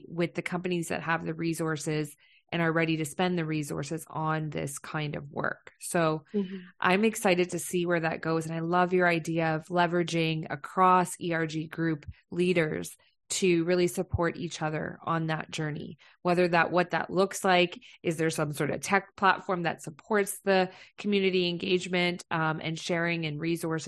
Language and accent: English; London, Ontario, Canada; moved away; I'm from London, Ontario